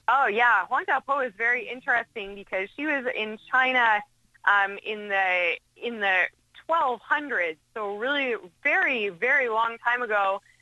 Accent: Canada; I'm Canadian

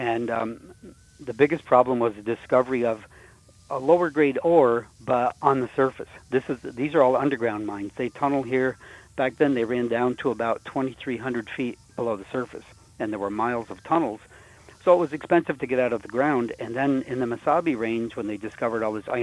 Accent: Champlain, New York, United States; I was born and raised in Champlain

